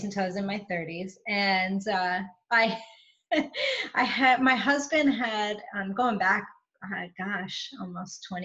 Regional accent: New York, United States; now in Atlanta, United States; I am currently right outside of Atlanta, but I'm from New York. So you'll get the accent, I'm sure.

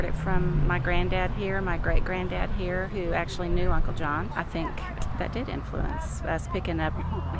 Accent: Meridian, Texas, United States; now in San Angelo, United States; from San Angelo, Texas, and I was born in Meridian.

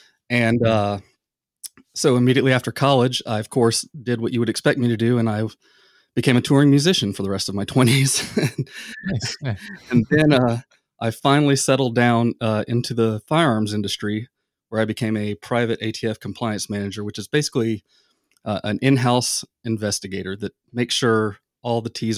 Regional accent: the South, United States; I mean, I grew up in the South, and near I guess you could say the outdoors.

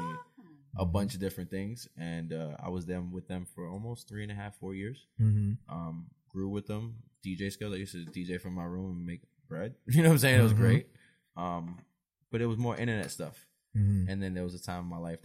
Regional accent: Long Island, New York, United States; now in Charlotte, United States; I'm originally from Long Island, New York. Hometown

